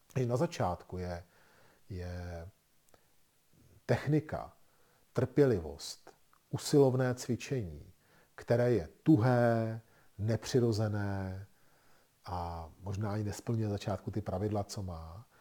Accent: Czechia; My jako Češi v tom máme velké zkušenosti s našima zahrádkama a chatama.

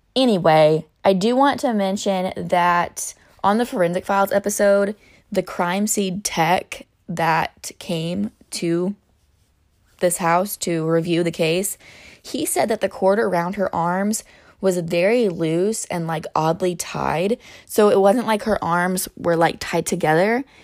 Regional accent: Illinois, United States; We live in, we're from Illinois.

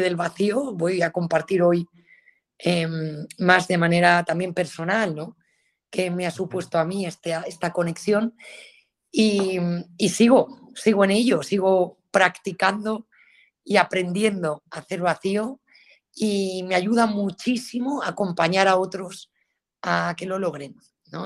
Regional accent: Galicia, Spain; soy gallega

